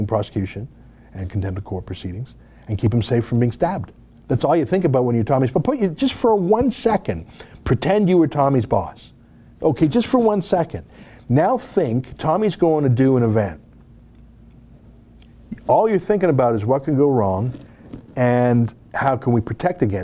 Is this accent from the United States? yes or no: no; Canada; we're Canadian